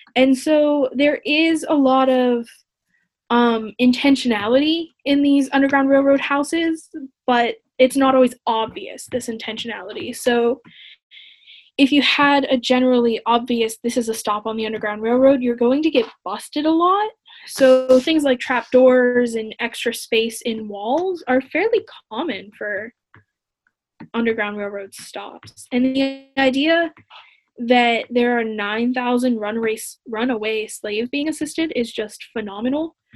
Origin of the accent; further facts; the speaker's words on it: New Wilmington, Pennsylvania, United States; I'm from New Wilmington